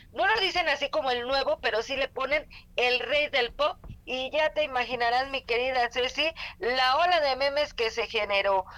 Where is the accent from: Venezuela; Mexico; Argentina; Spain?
Mexico; como mexicanos